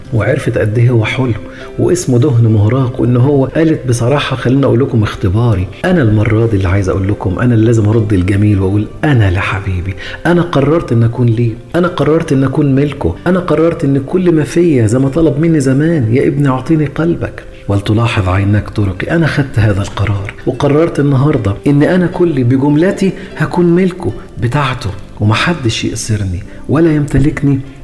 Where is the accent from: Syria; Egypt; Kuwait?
Egypt; now in California, United States; أنا مصري الجنسية لكن عايش في أمريكا